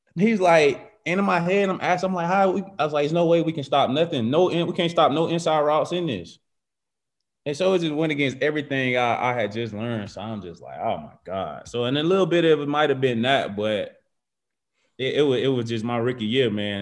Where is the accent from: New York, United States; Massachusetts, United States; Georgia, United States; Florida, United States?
Georgia, United States; Macon; moved away as an adult; also born or lived in Virginia / Alabama; I'm from Georgia.